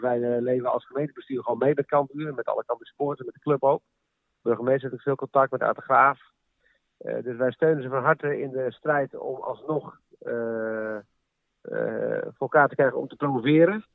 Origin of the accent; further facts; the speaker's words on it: Leeuwarden, Friesland, Netherlands; En 41 jaar woon ik in Leeuwarden met een paar kleine tussenpozen